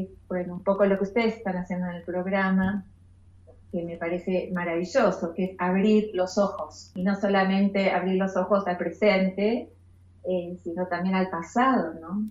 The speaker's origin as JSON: {"language": "Spanish", "town": "Temperley", "region": "Buenos Aires Province", "country": "Argentina", "tie": "born or raised there", "said": "yo soy de zona sur de Temperley y empecé a estudiar música de chica en el Conservatorio Julián Aguirre"}